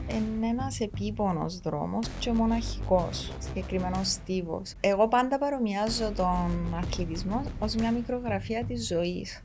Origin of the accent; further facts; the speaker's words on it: Nicosia, Nicosia District, Cyprus; Λοιπόν, ναι … είμαι 32 χρονών, κατάγομαι από τη Λευκοσία.